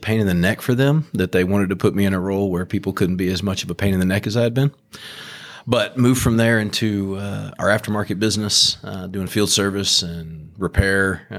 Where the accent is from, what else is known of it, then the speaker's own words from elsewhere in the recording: Beaumont, Texas, United States; No, Beaumont boy.